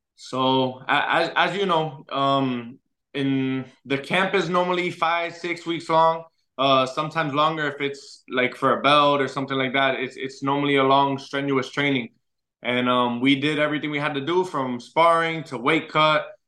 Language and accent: English; Orlando, Florida, United States; also born or lived in Puerto Rico; my hometown